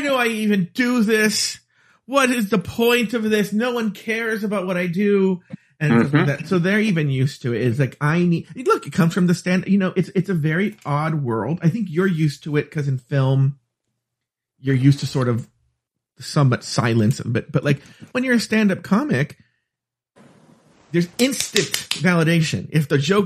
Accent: United States; I'm very American

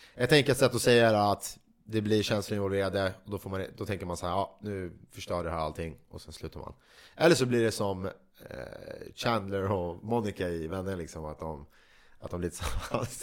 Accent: Sweden; vi svenskar

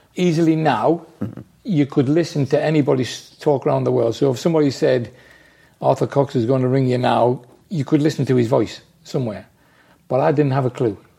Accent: Newcastle upon Tyne, North East England, United Kingdom; I'm from Newcastle

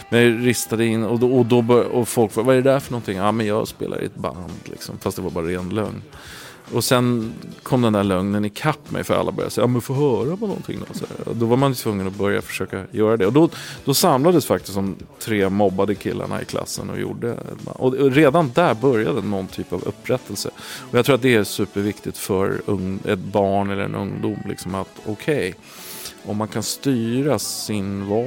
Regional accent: Vallentuna, Stockholm County, Sweden; also born or lived in Gotland; Eh, vi flyttade från Gotland till Vallentuna och eh, det, det, var en tuff klass.

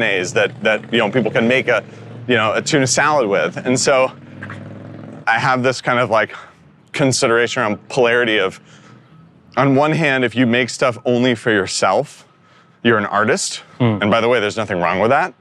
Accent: Northern California, United States; I grew up in Northern California

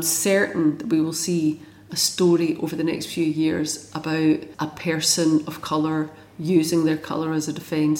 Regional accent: London, United Kingdom; now in Scotland, United Kingdom; I grew up in South London and I came to Scotland

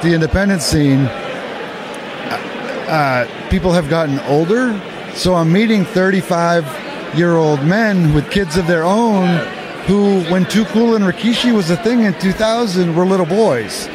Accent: Maine, United States; I grew up in Maine.

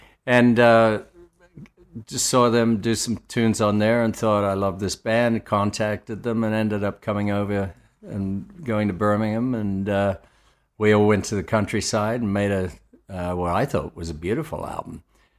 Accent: Australia; I'm not a fan of either country, so obviously I'm Australian.

